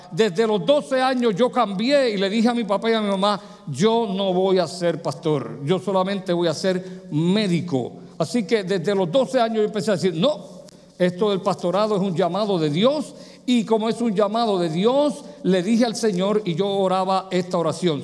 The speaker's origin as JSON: {"language": "Spanish", "country": "Puerto Rico", "tie": "born or raised there", "also_born_or_lived": "New York / Pennsylvania / Michigan", "moved": "yes", "said": "en mi país, Puerto Rico, cuando me mudé a Nueva York, a Pensilvania, a Michigan y aquí"}